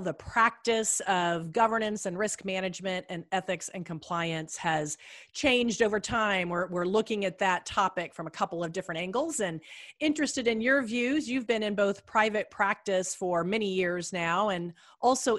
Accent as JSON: {"language": "English", "region": "Missouri", "country": "United States", "tie": "born or raised there", "said": "I'm from Missouri and grew up there"}